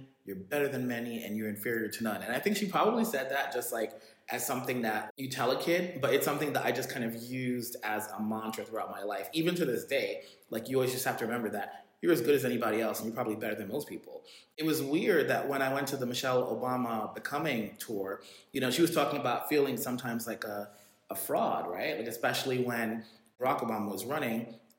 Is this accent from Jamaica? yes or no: yes; Jamaica; I think like there is something about being Jamaican. And the thing is, like, you know, when I would go back to Jamaica, my parents would send us back to Jamaica every summer.